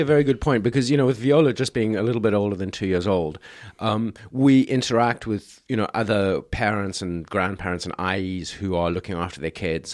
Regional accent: South Africa; now in China; I grew up in South Africa

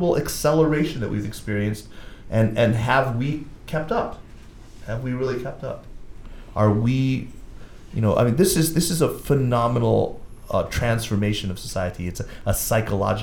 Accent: United States; now in Beijing, China; we, as Americans

